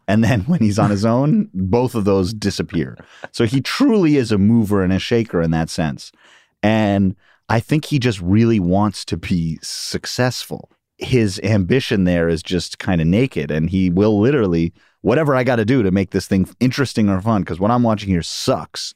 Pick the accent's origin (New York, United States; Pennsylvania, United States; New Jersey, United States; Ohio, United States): New York, United States; New York City; I grew up in Queens and Upper West Side of Manhattan